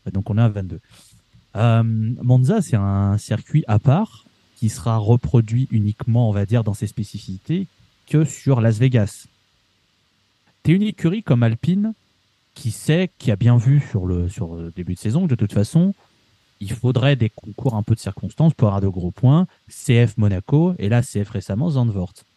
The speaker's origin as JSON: {"language": "French", "country": "France", "said": "en tant que Français"}